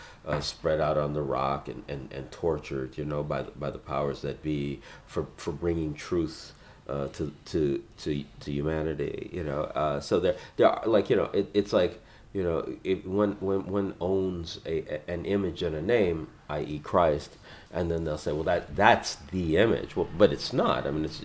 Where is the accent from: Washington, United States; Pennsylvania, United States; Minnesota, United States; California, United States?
California, United States; Los Angeles; I was born in South Central and I raised there